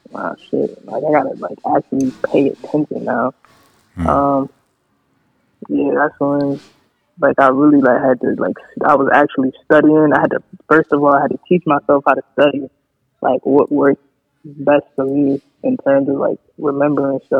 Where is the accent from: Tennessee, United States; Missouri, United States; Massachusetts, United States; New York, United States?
New York, United States; Syracuse; Syracuse, New York.